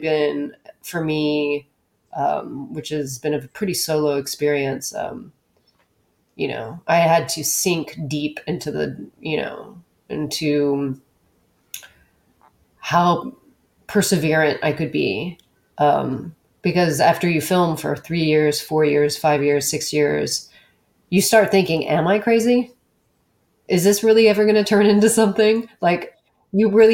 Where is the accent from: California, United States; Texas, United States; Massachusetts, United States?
Texas, United States; moved away; also born or lived in New York; I grew up in Texas